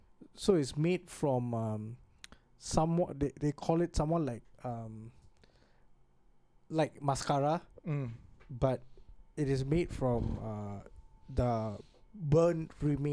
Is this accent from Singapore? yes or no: yes; Singapore; I'm a Singaporean.